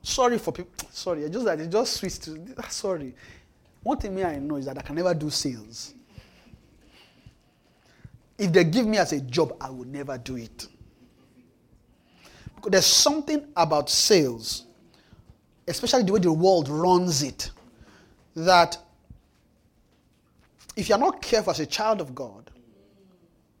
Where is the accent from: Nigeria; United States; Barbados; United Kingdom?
Nigeria; now in Canada; I'm in Canada. I'm from Nigeria